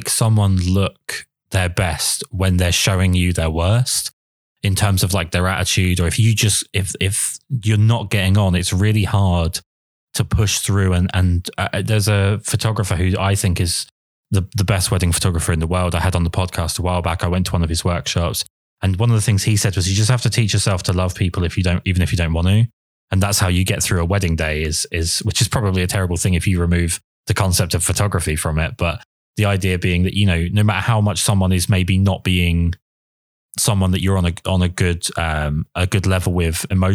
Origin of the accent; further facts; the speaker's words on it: England, United Kingdom; I'm English